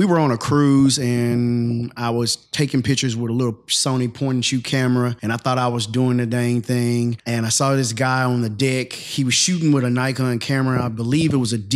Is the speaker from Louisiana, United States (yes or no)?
no; McGehee, Arkansas, United States; now in Fort Worth, United States; I am from Arkansas, McGee. It's a small town, Maybe like 5,000 people, where you know everybody.